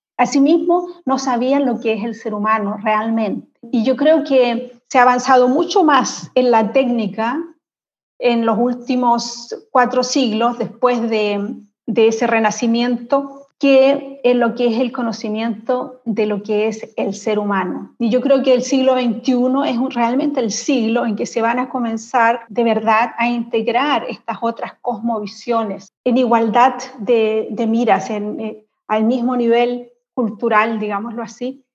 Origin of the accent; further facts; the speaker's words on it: Concepción, Biobío, Chile; moved away as an adult; also born or lived in Santiago, Chile; now in Berlin, Germany; yo soy de Concepción